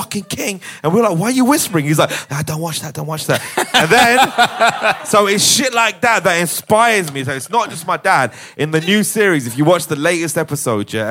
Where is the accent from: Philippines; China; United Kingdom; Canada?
United Kingdom; Hounslow, London; my boys that I grew up with in Hounslow